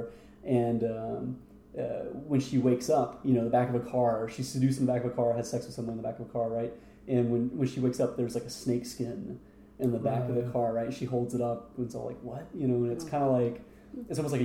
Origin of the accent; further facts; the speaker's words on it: United States; me being an American